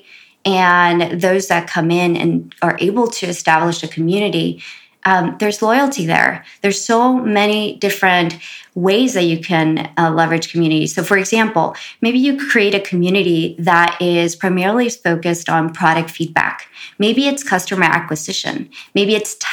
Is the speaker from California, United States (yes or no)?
yes; Los Angeles, California, United States; also born or lived in Compton; growing up in South Central